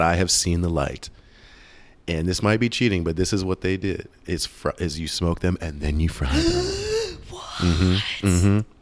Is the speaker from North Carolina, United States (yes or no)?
no; Pittsburgh, Pennsylvania, United States; moved away; I am from Pittsburgh, so born and raised Steelers fan.